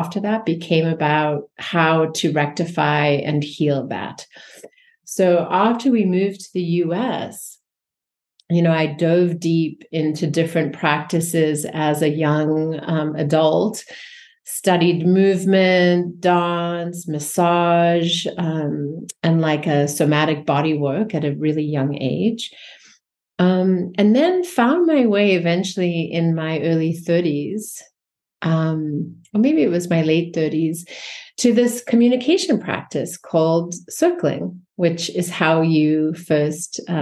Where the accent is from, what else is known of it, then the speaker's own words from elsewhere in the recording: South Africa; I grew up in South Africa just very briefly, and it was in the height of apartheid, born white in the suppressive system